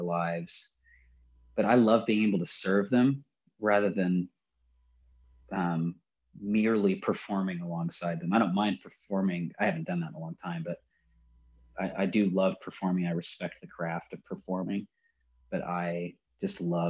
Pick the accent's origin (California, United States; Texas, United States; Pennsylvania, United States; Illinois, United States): California, United States; Riverside; also born or lived in Long Beach, California; So born in Long Beach, but I was raised in Riverside. So that's Inland Empire